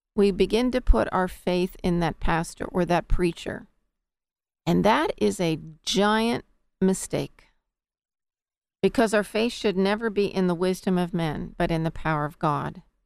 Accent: United States; us as American citizens

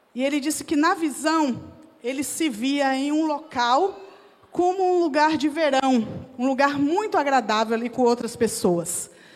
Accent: Jequié, Bahia, Brazil; moved away; also born or lived in Vitória da Conquista, Bahia; eu sou baiana, eu nasci na cidade de Vitória da Conquista, na Bahia, e cresci desde cedo numa outra cidade próxima chamada Jequié.

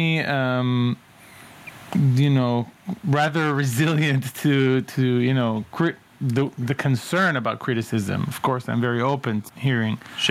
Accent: towns around Tel Aviv, Tel Aviv District, Israel; I grew up in Israel, in various towns around Tel Aviv

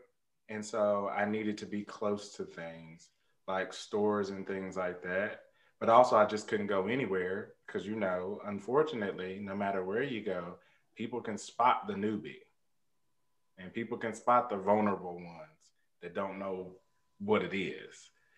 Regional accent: United States; especially because we're from North Carolina and Tennessee up there, we are usually raised with a certain discernment

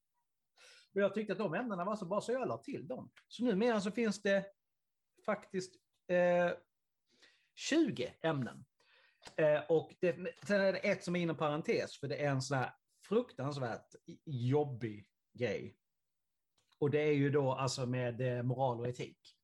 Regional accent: Karlshamn, Blekinge, Sweden; Karlshamn där jag kommer ifrån

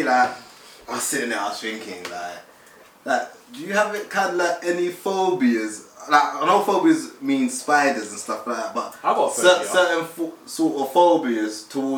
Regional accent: London, United Kingdom; We're from South East London.

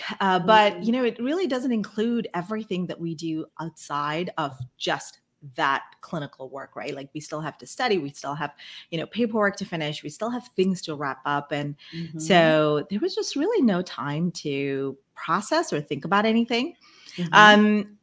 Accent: Brunei; first language Malay; English is a second language; moved away as an adult; also born or lived in India; when I was a kid, I grew up in Brunei. It's on the island of Borneo. And mm-hmm. I'm originally from India

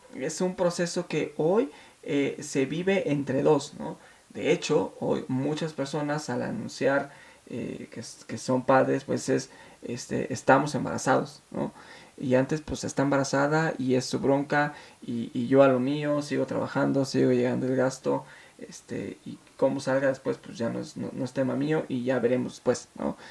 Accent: Mexico City, Mexico; nos venimos a la Ciudad de México hace pues, muchos años y con una mano adelante y la otra atrás, eh, mi madre nos sacó, me sacó adelante trabajando en casa, haciendo pues las labores domésticas de otras personas llevándome a la escuela

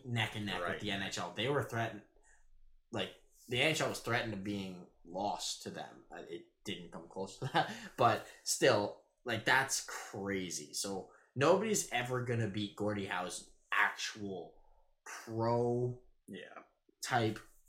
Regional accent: Saskatchewan, Canada; I'm from Saskatchewan.

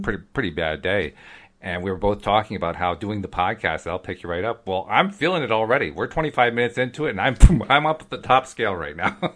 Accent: East Coast, United States; accent: East Coast; also born or lived in Oregon; I'm from the East Coast

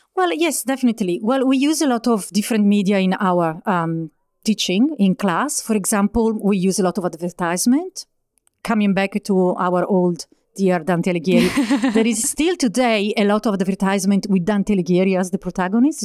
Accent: Bergamo, Lombardy, Italy; moved away as an adult; also born or lived in New Zealand; now in Melbourne, Australia; I was born in Bergamo, which is a very pretty town near Milan uh, in Italy and I've been living in Australia since uh, 2017.

